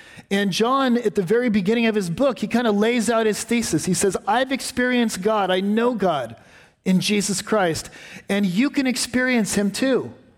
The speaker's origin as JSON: {"language": "English", "region": "West Coast", "country": "United States", "tie": "born or raised there", "said": "I grew up on the West Coast, where, frankly, there's not a lot of history."}